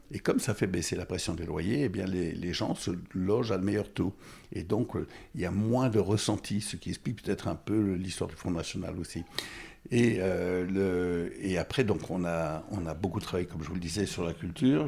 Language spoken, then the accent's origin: French; Correns, Provence-Alpes-Côte d'Azur, France; born or raised there; also born or lived in Burundi / Goma, DR Congo / Bukavu, DR Congo / Rwanda